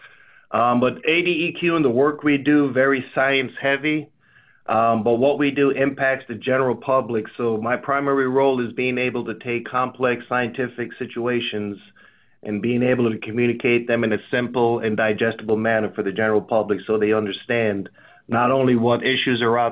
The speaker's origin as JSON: {"language": "English", "country": "Jamaica", "tie": "born or raised there", "moved": "yes", "lives_now": "United States", "said": "I'm from a country growing up, a small island of Jamaica, when I moved to the U.S."}